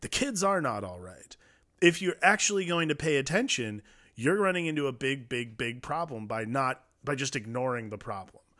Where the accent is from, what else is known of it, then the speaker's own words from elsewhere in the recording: Ohio, United States; I grew up in Ohio